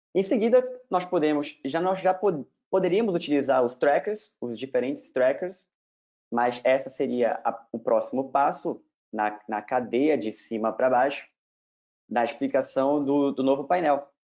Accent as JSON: {"language": "Portuguese", "town": "Belém", "region": "Pará", "country": "Brazil", "also_born_or_lived": "Ribeirão Preto / Rio de Janeiro", "moved": "as an adult", "said": "eu sou de Belém, fiz a minha graduação em Belém"}